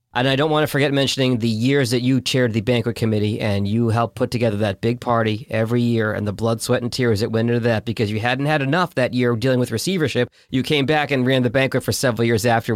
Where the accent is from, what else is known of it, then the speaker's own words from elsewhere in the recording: Boston, Massachusetts, United States; I'm from Boston.